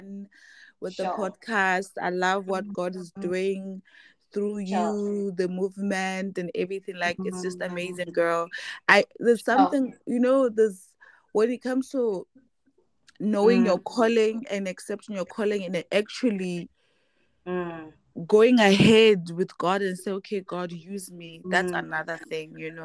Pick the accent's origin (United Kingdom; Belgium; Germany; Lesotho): Lesotho; Maseru, Maseru District; also born or lived in Bloemfontein, Free State, South Africa; I was born and bred in Maseru